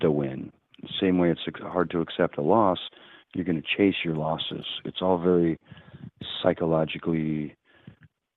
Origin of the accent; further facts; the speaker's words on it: Chicago, Illinois, United States; I grew up in Chicago